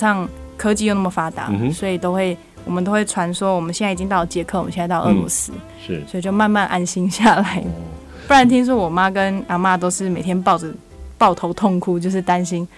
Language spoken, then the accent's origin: Chinese; Taiwan; moved away; 我是台湾来的嘛